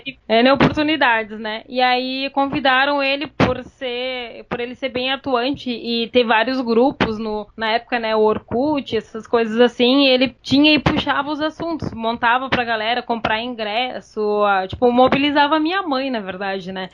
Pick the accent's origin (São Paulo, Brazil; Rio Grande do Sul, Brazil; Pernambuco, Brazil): Rio Grande do Sul, Brazil; Santana do Livramento; now in Porto Alegre, Brazil; eu vim de Livramento para Porto Alegre